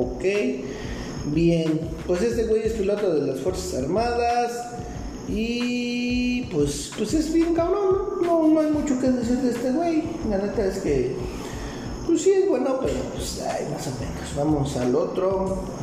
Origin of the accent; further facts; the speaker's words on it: Mexico; yo soy de México